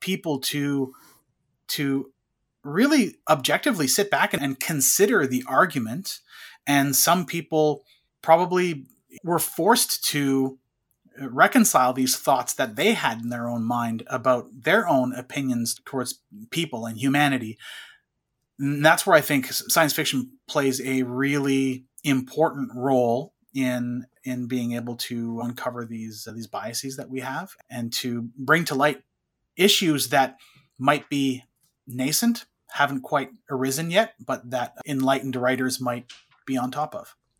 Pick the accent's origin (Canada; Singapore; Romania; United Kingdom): Canada; I grew up in French, uh, Canadian world, so every class was French, except for English class.